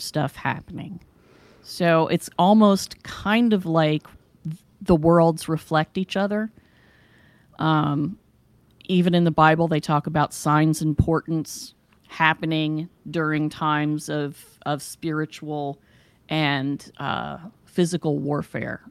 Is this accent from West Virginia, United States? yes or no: yes; West Virginia, United States; now in Ohio, United States; both of us were born and raised in West Virginia